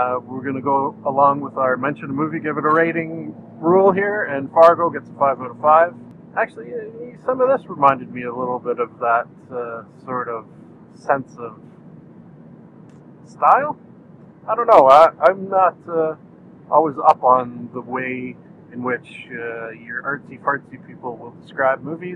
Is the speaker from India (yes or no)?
no; Canada; I'm Canadian